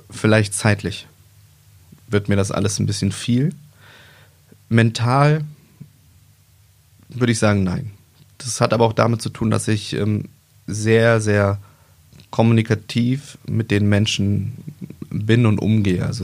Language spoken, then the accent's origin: German; East Germany, Germany; now in Wolfsburg, Germany; ich bin halt ähm, im Osten geboren, bin da aufgewachsen, bin dann äh, nach dem Mauerfall sind wir relativ schnell in den Westen gekommen, sind nach Wolfsburg gezogen.